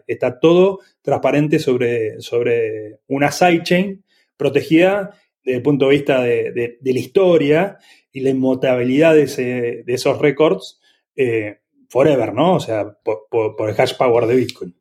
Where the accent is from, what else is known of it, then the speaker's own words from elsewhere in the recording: Argentina; also born or lived in Italy; yo, soy argentino